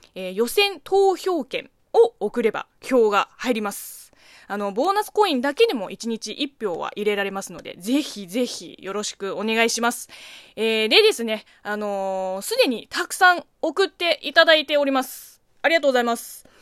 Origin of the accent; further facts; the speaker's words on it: China; Japanese is a second language; now in Japan; 中国生まれ中国育ち